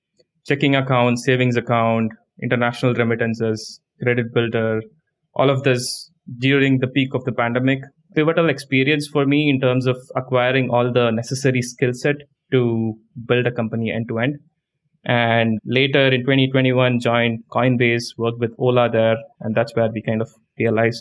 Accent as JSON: {"language": "English", "country": "India", "tie": "born or raised there", "moved": "as an adult", "lives_now": "United States", "said": "I grew up in India, moved to the US back in 2013 to do my master's degree in computer science"}